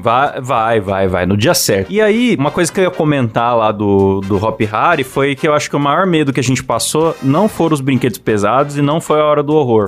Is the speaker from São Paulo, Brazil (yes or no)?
yes; Bauru, São Paulo, Brazil; Eu sou de Bauru